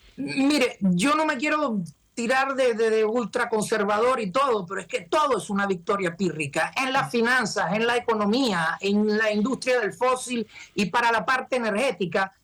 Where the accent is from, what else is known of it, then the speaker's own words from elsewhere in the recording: Venezuela; now in United States; Nosotros venimos de Venezuela